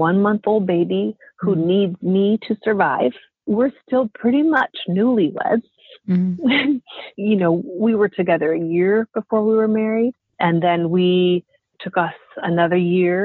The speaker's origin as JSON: {"language": "English", "region": "Montana", "country": "United States", "tie": "born or raised there", "said": "I've done 7 shows in my hometown in Montana"}